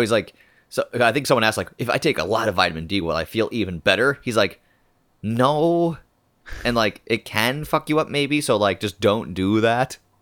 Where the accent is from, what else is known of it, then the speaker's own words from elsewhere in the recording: Ireland; being Irish